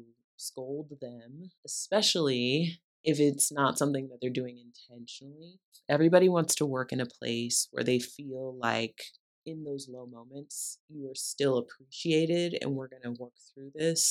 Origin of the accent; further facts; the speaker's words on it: View Park, California, United States; I grew up in View Park, California.